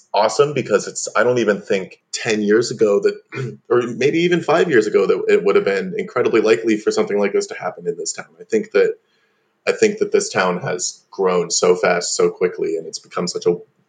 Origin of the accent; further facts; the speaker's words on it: Corning, New York, United States; I'm 22 years old. I grew up in Corning, New York